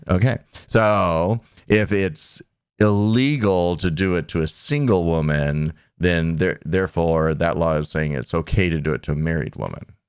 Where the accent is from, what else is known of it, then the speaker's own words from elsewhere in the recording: Arizona, United States; I'm from Arizona